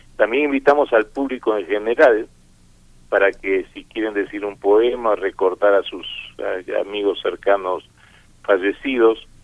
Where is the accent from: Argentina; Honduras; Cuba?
Argentina; also born or lived in Spain; now in Mexico; yo nací en España, pero me crié en Argentina